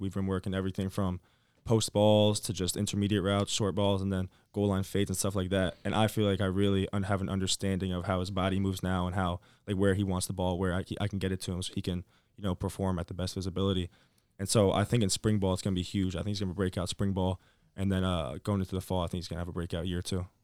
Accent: Virginia, United States; moved away; by my home, 'cause I'm from Virginia.

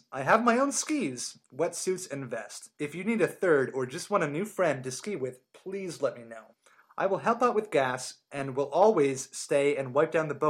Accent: Pennsylvania, United States; I grew up on the Schuylkill River, belonged to a water ski club

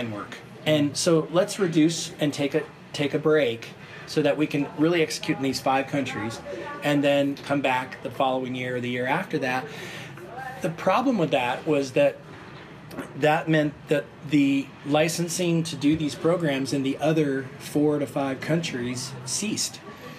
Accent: Portland, Oregon, United States; moved away; I grew up in the Oregon area and Portland

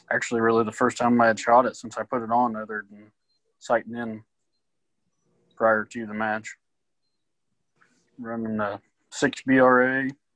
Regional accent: Mount Hope, Kansas, United States; originally from Mount Hope, which is about 20 minutes northwest of Wichita

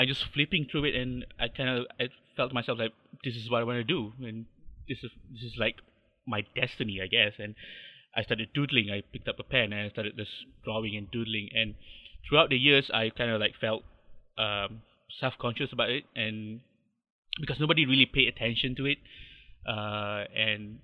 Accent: Subang Jaya, Selangor, Malaysia; I'm from Malaysia. I'm born and bred. I live in a little town called Subang Jaya. Lived here for almost 30 odd years.

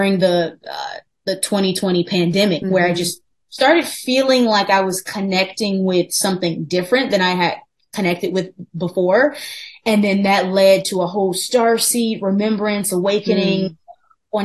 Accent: Farmington Hills, Michigan, United States; moved away as an adult; also born or lived in New York City; I'm originally from Farmington Hills, Michigan, which is like 20 minutes outside of Detroit

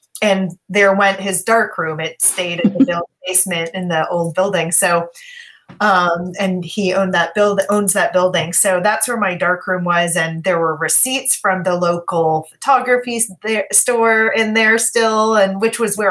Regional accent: San Francisco, California, United States; now in Berkeley, United States; I live in Berkeley, California, which is just across the bay from San Francisco, where I grew up

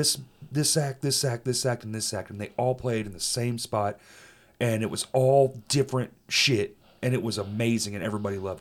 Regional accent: Little Rock, Arkansas, United States; born or raised there; also born or lived in Dallas, Texas

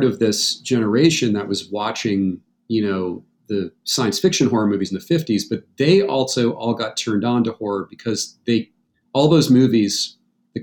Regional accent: New Hampshire, United States; I grew up in New Hampshire

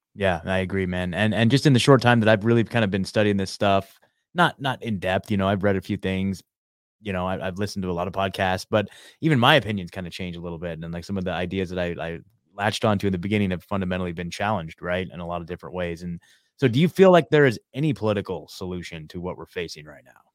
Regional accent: Oregon, United States; moved away as an adult; also born or lived in Eugene, Oregon; now in Nashville, United States; I, I born and raised in Oregon, I lived in Eugene, Oregon for the last, uh, you know, ten years

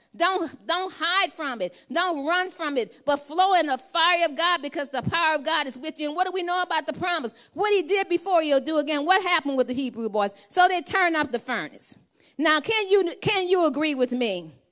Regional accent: Louisiana, United States; I'm from Louisiana

